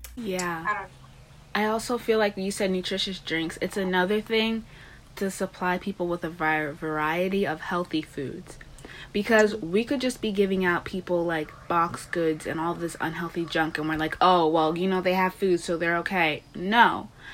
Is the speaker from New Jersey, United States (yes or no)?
no; Long Island, New York, United States; I'm from Long Island, New York